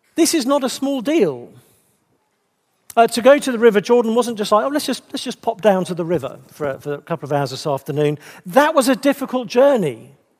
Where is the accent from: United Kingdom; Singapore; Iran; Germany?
United Kingdom; England; being English